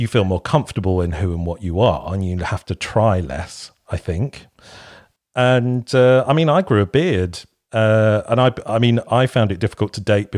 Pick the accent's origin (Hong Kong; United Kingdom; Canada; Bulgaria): United Kingdom; Kent, South East England; moved away as an adult; now in Bristol, United Kingdom; I moved to Bristol from Kent.